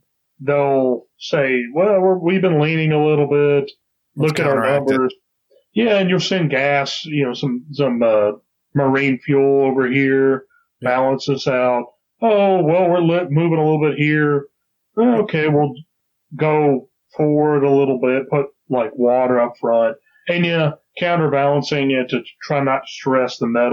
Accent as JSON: {"language": "English", "region": "Texas", "country": "United States", "said": "Rah, rah, rah, I'm from Texas."}